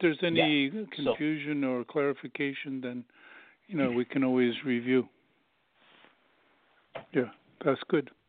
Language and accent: English; the South, United States; I was born in the South, and it was completely Jim Crow laws, and so I experienced the aspects of racism.